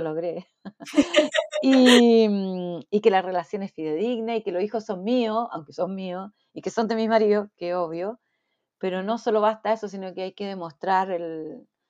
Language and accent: Spanish; Chile; moved away as an adult; now in Brisbane, Australia; los chilenos somos acogedores, no lo somos